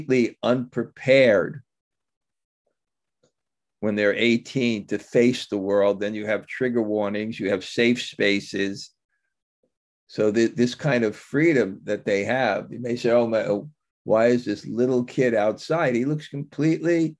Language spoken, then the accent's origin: English; New York City, New York, United States; I grew up in New York, in Bensonhurst, which was called the Little Italy of Brooklyn